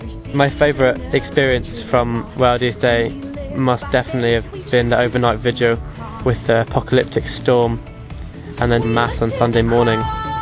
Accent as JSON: {"language": "English", "town": "Winchester", "region": "South East England", "country": "United Kingdom", "said": "I'm from Winchester and I'm 17 years old."}